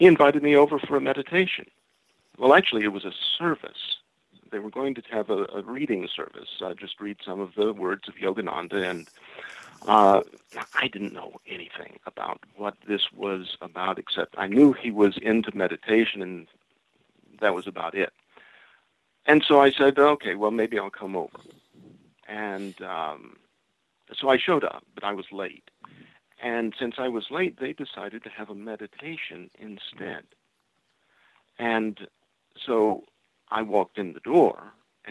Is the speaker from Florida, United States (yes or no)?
yes; Florida, United States; I'm from Florida